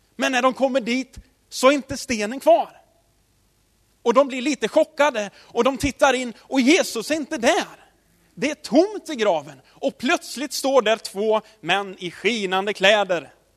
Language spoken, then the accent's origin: Swedish; Tidaholm, Västra Götaland, Sweden; Jag, jag är uppväxt i Tidaholm